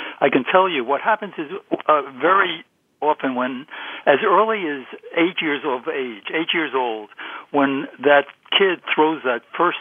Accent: New York City, New York, United States; as I was a kid growing up in Brooklyn

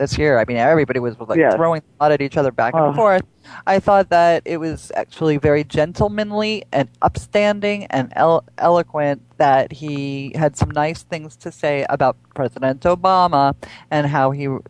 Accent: New York, United States; I'm originally from New York, but I happen to have been there on a gig.

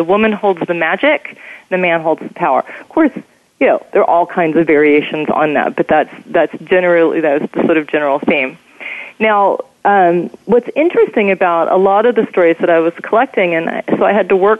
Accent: the South, United States; I was from the South and somehow got a fellowship to Columbia University. I was one of the only, I think I was the only Southerner there

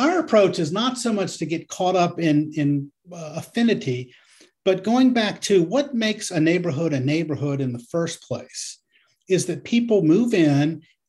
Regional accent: Nebraska, United States; Jerry grew up in Kansas and I grew up in Nebraska. We should talk about corn.

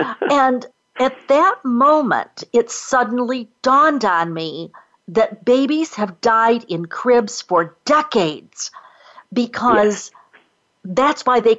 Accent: United States; we Americans

